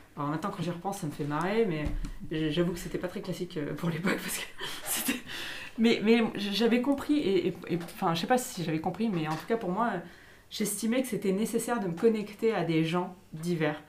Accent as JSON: {"language": "French", "area": "Ardèche", "region": "Auvergne-Rhône-Alpes", "country": "France", "moved": "yes", "lives_now": "Lyon, France", "said": "Moi, je viens d'Ardèche"}